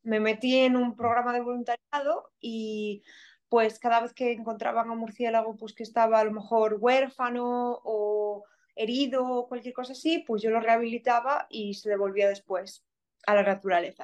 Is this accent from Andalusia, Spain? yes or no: no; A Coruña, Galicia, Spain; accent: Galician; moved away as an adult; also born or lived in South Korea / Finland / Canada; now in Melbourne, Australia; yo soy de Coruña, soy de una ciudad relativamente pequeña